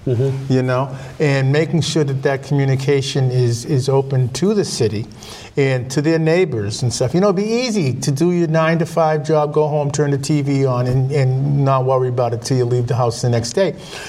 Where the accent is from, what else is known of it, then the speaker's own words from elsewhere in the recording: Rossendale, North West England, United Kingdom; I'm a Rossi guy, I'm from Rossendale